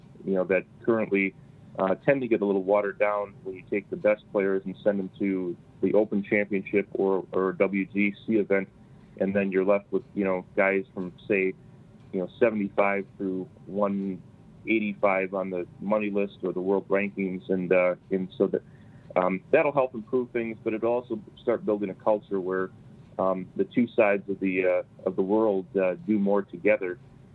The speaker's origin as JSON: {"language": "English", "town": "Wisconsin Rapids", "region": "Wisconsin", "country": "United States", "tie": "born or raised there", "also_born_or_lived": "Verona, Wisconsin", "moved": "as an adult", "said": "But certainly, you know, I grew up in Wisconsin Rapids."}